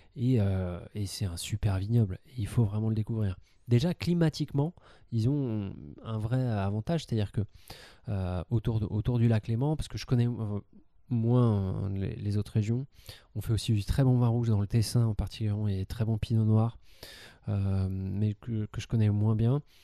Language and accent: French; France; en tant que, en tant que Français